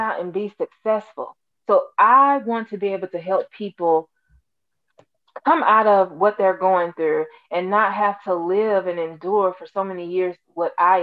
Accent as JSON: {"language": "English", "region": "Alabama", "country": "United States", "said": "I'm actually from Alabama."}